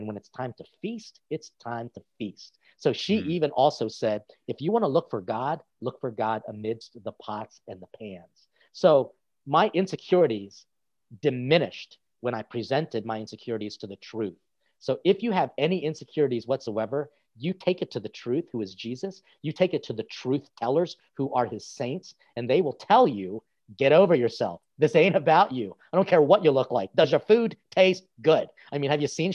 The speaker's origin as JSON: {"language": "English", "country": "United States", "also_born_or_lived": "Italy", "accent": "American", "said": "a Filipino guy who spoke English and in Italian with an American accent"}